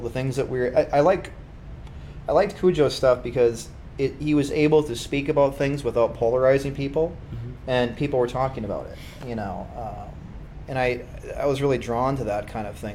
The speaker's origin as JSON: {"language": "English", "town": "Kaukauna", "region": "Wisconsin", "country": "United States", "also_born_or_lived": "Appleton", "lives_now": "Green Bay, United States", "said": "I'm actually from Appleton originally"}